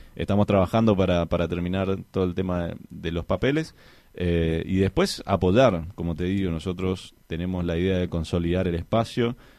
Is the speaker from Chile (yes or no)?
no; Argentina